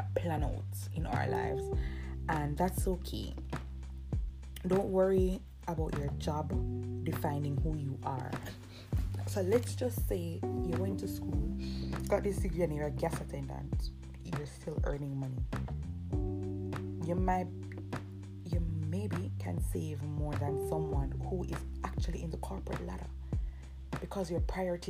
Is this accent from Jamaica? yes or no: yes; Jamaica; I'm from Jamaica.